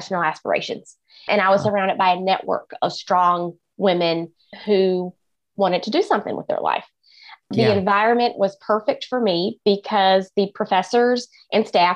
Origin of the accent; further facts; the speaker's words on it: rural Eastern North Carolina, United States; accent: Southern; now in Kansas City, United States; I am originally from North Carolina, and I grew up in rural Eastern North Carolina in the middle of a tobacco field